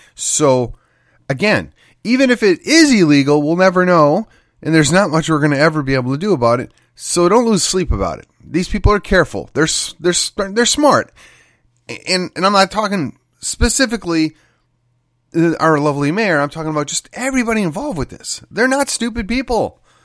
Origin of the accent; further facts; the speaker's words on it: McKinney, Texas, United States; my hometown yet again. McKinney